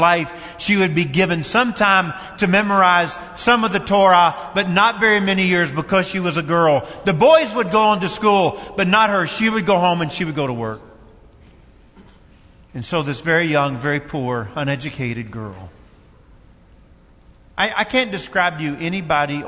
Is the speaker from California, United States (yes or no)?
no; Fairplay, Kentucky, United States; moved away; also born or lived in Tennessee / Ohio; I was raised in a small community called Fairplay, 7 miles from Columbia